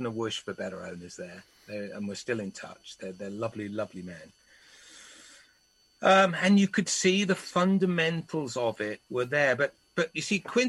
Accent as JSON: {"language": "English", "region": "Wales", "country": "United Kingdom", "tie": "born or raised there", "also_born_or_lived": "England", "said": "Born in England, only as a baby, raised entirely almost in Wales"}